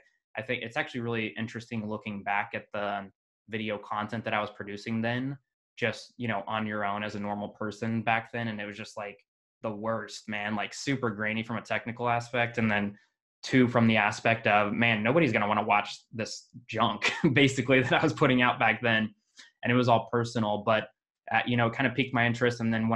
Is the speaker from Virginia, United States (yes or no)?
no; Kansas, United States; also born or lived in Las Vegas, Nevada / Iowa / Arizona / Utah; Where was I born? I was born in Las Vegas. I was adopted at a very young age, around two, by my own family. So I quickly moved from Las Vegas to Kansas. So I grew up a country boy, basically, in a city.